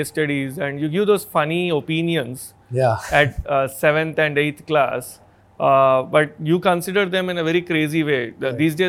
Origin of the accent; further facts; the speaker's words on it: Hyderabad, Telangana, India; A born Hyderabadi. Completely born and raised in Hyderabad itself.